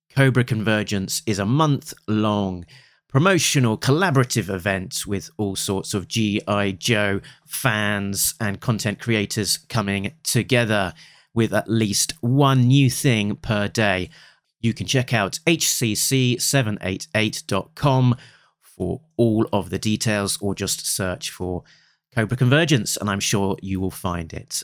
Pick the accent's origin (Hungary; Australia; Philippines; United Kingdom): United Kingdom; I'm a Brit